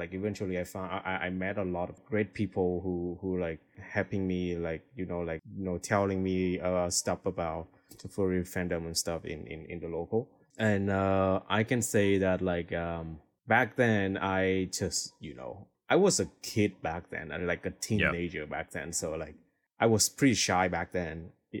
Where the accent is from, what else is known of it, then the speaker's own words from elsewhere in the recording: Hanoi, Vietnam; English is a second language; So because like Hanoi is a capital city of Vietnam, so when I was young, my parents was like extremely busy at work.